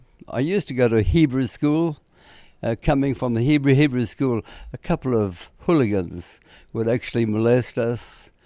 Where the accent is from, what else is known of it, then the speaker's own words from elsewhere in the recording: South Africa; basically, I come from a little town in South Africa, not far from Johannesburg, the main commercial city in South Africa. I came from a poor family. My father was a miner.